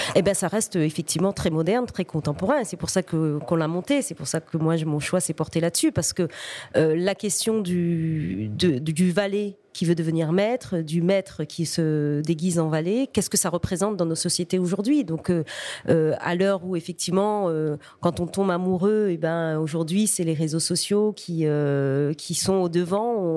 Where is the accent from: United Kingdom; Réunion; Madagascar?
Réunion; first language Réunion Creole; French is a second language